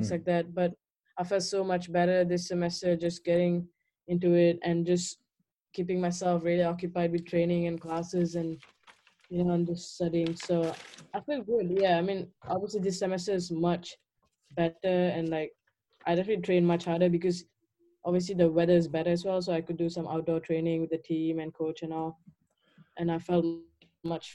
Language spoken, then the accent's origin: English; Malaysia; moved away as an adult; also born or lived in Kuala Lumpur, Malaysia; now in Ithaca, United States; I moved from my hometown to the city of Malaysia, Kuala Lumpur.